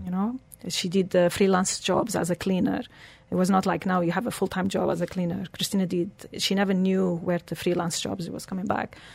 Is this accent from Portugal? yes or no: yes; Portugal; English is a second language; moved away as an adult; also born or lived in Switzerland / England; now in Dubai, United Arab Emirates; I was born in Portugal